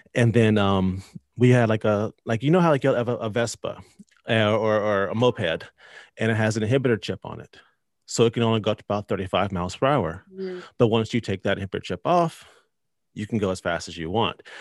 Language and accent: English; North Carolina, United States; I'm from North Carolina, uh, lived here my whole life